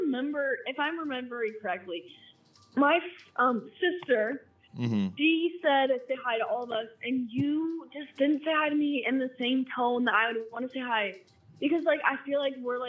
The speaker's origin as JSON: {"language": "English", "region": "Arkansas", "country": "United States", "said": "I'm not from there. I'm actually from Arkansas."}